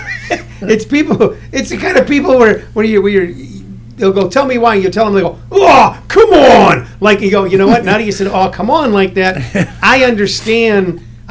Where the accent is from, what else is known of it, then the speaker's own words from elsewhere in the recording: St. Louis, Missouri, United States; I grew up in St. Louis.